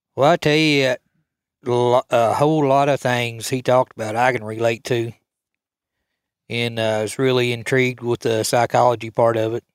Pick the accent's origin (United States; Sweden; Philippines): United States; Coal County, Oklahoma; I was raised here in Cope County.